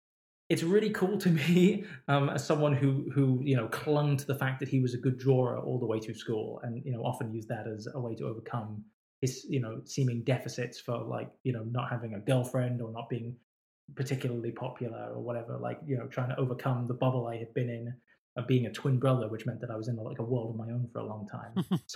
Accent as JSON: {"language": "English", "town": "Oxford", "region": "South East England", "country": "United Kingdom", "tie": "born or raised there", "said": "And I grew up in Oxford, and Oxford was a real great university town."}